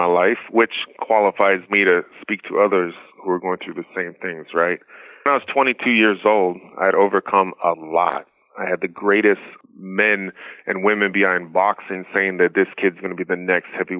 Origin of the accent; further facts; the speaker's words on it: Maui, Hawaii, United States; moved away; I grew up in Maui on an island with pineapples